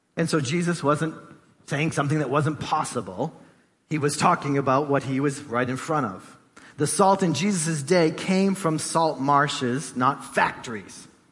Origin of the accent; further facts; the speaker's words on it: Gloucester, Massachusetts, United States; I grew up in East Gloucester, so you know the ocean was like right there outside my door